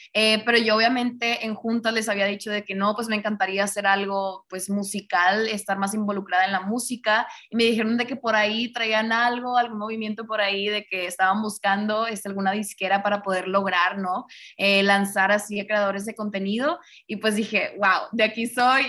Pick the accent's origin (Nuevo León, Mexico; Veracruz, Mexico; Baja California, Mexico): Nuevo León, Mexico; Monterrey; yo soy de acá de Monterrey